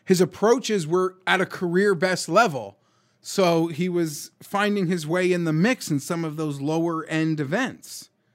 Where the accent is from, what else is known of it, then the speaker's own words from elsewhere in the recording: Canada; We're Canadian